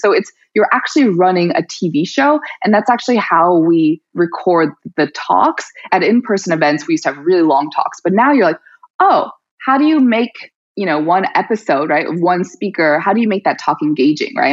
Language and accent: English; New York City, New York, United States; moved away as an adult; also born or lived in Colorado; I grew up in Brooklyn